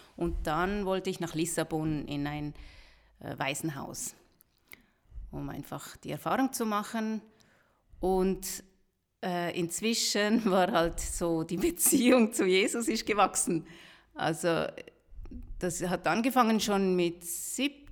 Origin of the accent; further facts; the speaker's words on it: Rüti, Zurich, Switzerland; wir sind normal in der Schweiz aufgewachsen, geboren auch